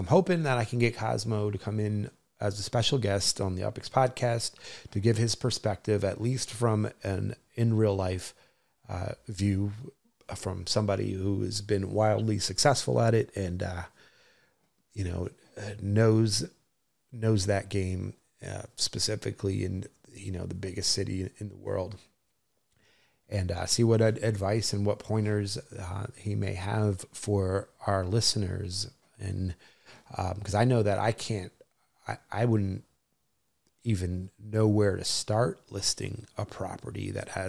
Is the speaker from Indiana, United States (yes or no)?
no; New Jersey, United States; where I grew up in New Jersey